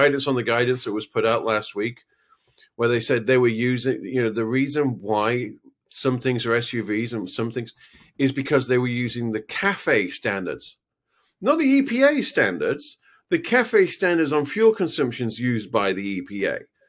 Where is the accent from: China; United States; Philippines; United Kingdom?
United Kingdom; Halifax, Yorkshire and the Humber; I'm from Halifax. I have no stake in this.